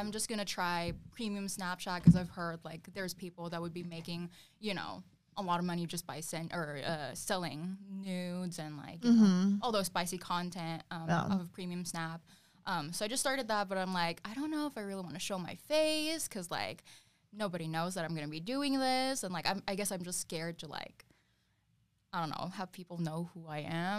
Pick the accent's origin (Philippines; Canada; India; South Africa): Philippines; now in Phoenix, United States; I'm 23 years old. I'm from Phoenix, Arizona. Well, originally from the Philippines.